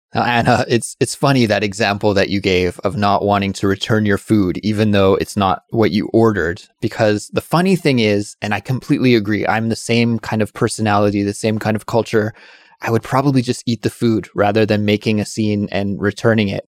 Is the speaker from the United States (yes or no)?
no; Canada; now in Korea; my home country of Canada